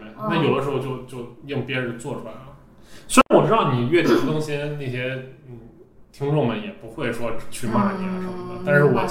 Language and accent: Chinese; Yunnan, China; 啊，我知道，我我我是云南的。